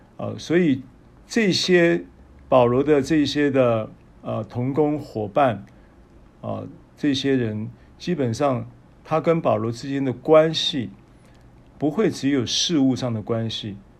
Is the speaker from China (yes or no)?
no; Taiwan; 我们是台湾来的